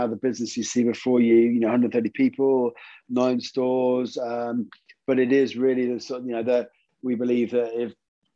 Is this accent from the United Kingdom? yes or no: yes; St Agnes, South West England, United Kingdom; I'm … from St Agnes